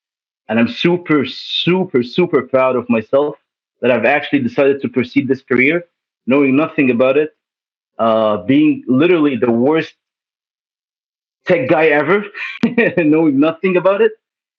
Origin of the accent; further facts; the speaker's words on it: Egypt; also born or lived in Toronto / Saudi Arabia; now in Canada; I was born in Toronto. Then my parents decided to go to Saudi, then to Egypt. My parents are Egyptian. My grandma is half Palestinian, half Lebanese. Then after living in Egypt for 12 years, then I came back for school, came back to Canada